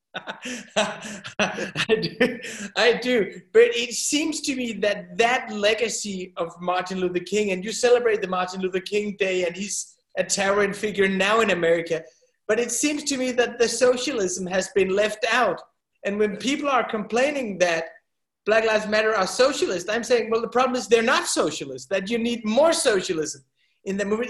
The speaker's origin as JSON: {"language": "English", "country": "Denmark", "said": "We're from Denmark. That's a small country"}